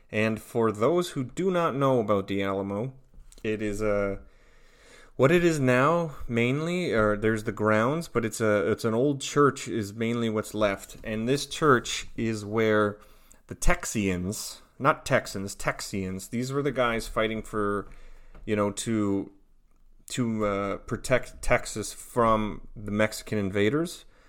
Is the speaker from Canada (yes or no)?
yes; Onoway, Alberta, Canada; now in Tampa, United States; I am from Onaway, Alberta, in Western Canada, and I live in Tampa, Florida.